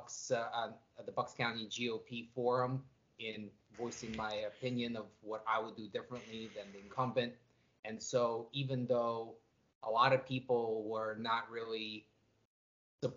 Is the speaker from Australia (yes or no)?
no; Moldova; now in Pennsylvania, United States; I'm originally from the former Communist Republic of Moldova, which is that little country between Ukraine and Romania.